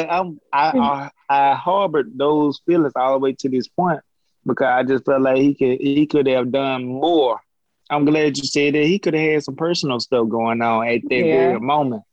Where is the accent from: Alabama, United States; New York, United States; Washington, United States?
Alabama, United States; Jackson; moved away; my hometown, Jackson